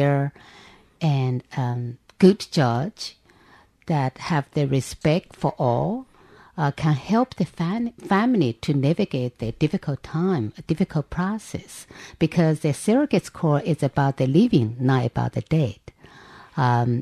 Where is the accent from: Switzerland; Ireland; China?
China; moved away as an adult; now in New York City, United States; I grew up, with a modest means family. So my mom and my dad, they sacrificed a lot in order to afford me the opportunity to go to school in China